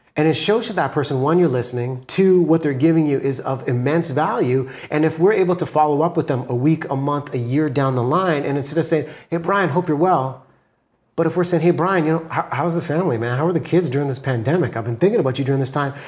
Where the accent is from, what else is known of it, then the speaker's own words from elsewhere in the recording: Vancouver, British Columbia, Canada; I'm from Vancouver, B C, in Canada